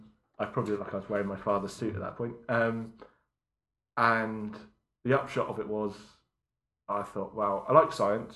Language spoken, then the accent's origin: English; Southampton, South East England, United Kingdom; Growing up near Southampton, the Oceanography Centre then was fairly new